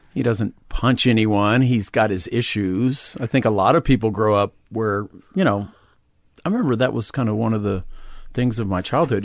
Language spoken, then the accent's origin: English; Huntsville, Texas, United States; moved away; also born or lived in Houston, Texas / Austin, Texas; kinda in the Houston area, but I lived in a small town in East Texas called Huntsville